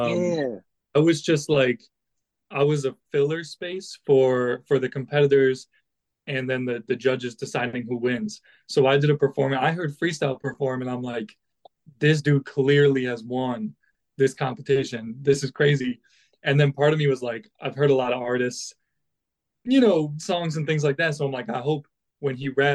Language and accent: English; Syracuse, New York, United States; I'm from Syracuse